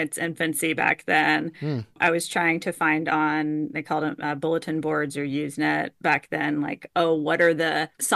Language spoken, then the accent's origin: English; Houston, Texas, United States; growing up in Houston